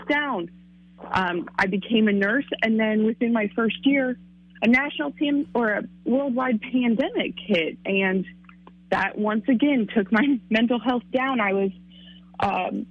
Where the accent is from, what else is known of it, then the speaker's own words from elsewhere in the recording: Quincy, Illinois, United States; also born or lived in New York; now in Chatham, United States; I was actually born in New York, raised in Quincy, moved to Chatham, Illinois